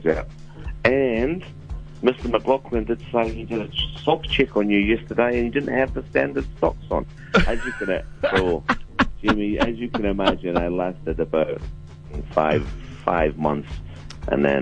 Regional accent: Dunedin, Otago, New Zealand; moved away; also born or lived in United Kingdom; I grew up in Dunedin

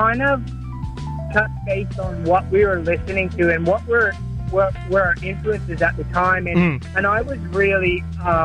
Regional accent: Toronto, Ontario, Canada; moved away as an adult; also born or lived in Nova Scotia, Canada; now in Sydney, Australia; I'm originally from Nova Scotia, but I grew up in Toronto pretty much.

